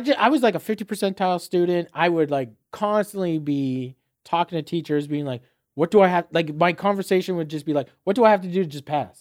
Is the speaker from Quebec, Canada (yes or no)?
no; Fort Erie, Ontario, Canada; moved away as an adult; also born or lived in Saint John, New Brunswick / Dartmouth, Nova Scotia / London, Ontario / St. Thomas, Ontario; growing up in Fort Erie